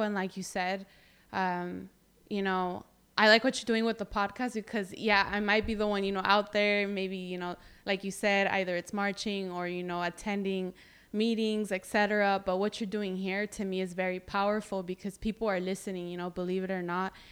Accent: Greenfield, California, United States; i'm proud to be from here

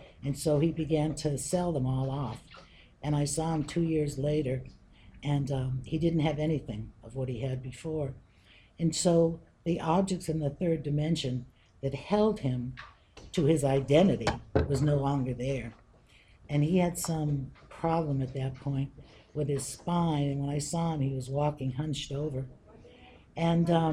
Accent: Western Massachusetts, United States; now in West Boylston, United States; I come from Western Massachusetts

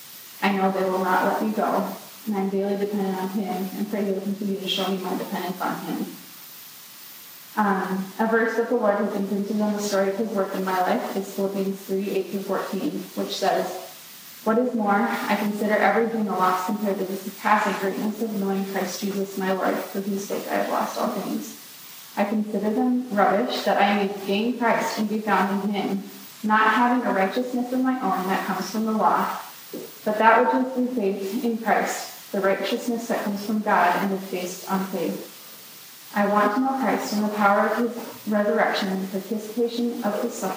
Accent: Greenville, South Carolina, United States; now in Minnesota, United States; As Bailey said, I grew up in Greenville, South Carolina, and everyone wonders how you were from South Carolina to Minnesota.

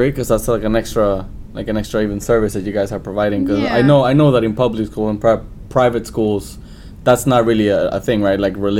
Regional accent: El Salvador; first language Spanish; English is a second language; now in St. Louis, United States; I was born and raised in El Salvador. I grew up there, so my first language is Spanish, and I went to a bilingual school to learn English.

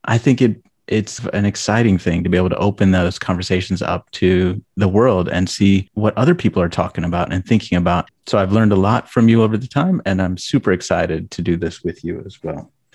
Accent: Lexington, Ohio, United States; moved away as an adult; now in Minnesota, United States; I grew up in rural Ohio, um, just outside Lexington, Ohio

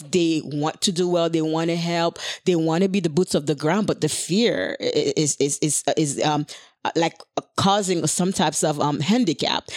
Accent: Haiti; moved away; growing up in Haiti.

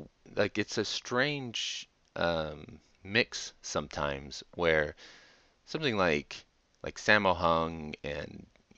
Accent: United States; I'm American

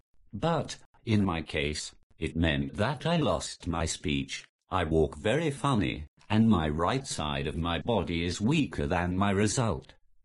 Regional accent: Newcastle upon Tyne, North East England, United Kingdom; I'm the Geordie without the accent.

